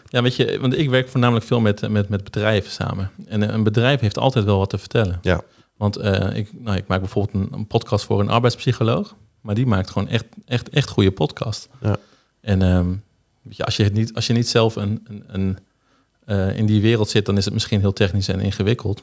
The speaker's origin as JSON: {"language": "Dutch", "town": "Zuidhorn", "region": "Groningen", "country": "Netherlands", "tie": "born or raised there", "said": "ik ben geboren in Zuidhoorn eh, op 12 november in 1990."}